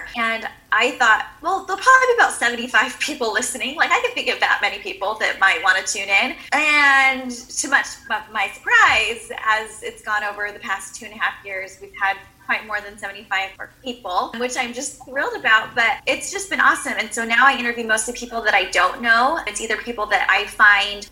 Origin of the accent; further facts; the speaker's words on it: San Diego, California, United States; moved away as an adult; now in Camarillo, United States; I'm originally from San Diego, California, but right now we're living just north of Los Angeles in Camarillo